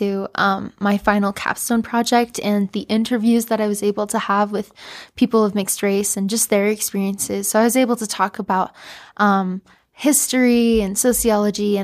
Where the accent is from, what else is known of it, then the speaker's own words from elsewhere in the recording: Provo, Utah, United States; I'm from Provo